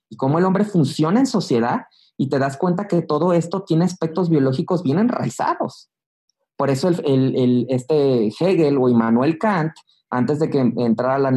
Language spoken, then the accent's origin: Spanish; Mexico